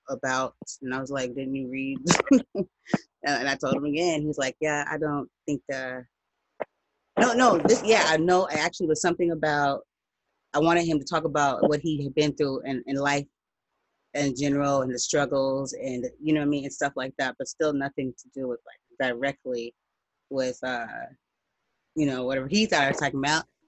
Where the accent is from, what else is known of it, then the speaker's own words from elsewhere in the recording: United States; I'm not from Africa. I'm black. I'm American.